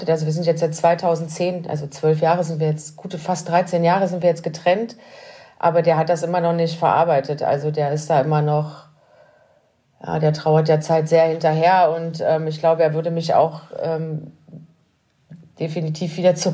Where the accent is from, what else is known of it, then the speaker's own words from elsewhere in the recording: Burg, Saxony-Anhalt, Germany; born there; Äh, ich bin in Burg bei Magdeburg geboren.